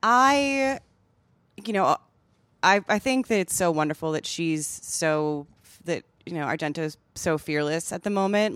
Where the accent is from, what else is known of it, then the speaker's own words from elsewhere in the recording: Madison, Wisconsin, United States; Epic Systems is a s, is a company from my hometown